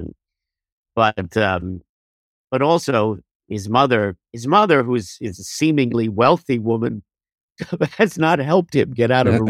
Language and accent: English; Jersey City, New Jersey, United States; also born or lived in Rutherford, New Jersey; after high school, we moved to Rutherford. But yes, I grew up in Jersey City.